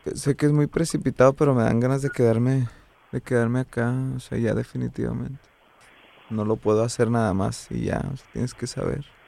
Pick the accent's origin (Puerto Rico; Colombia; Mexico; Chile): Mexico; soy mexicano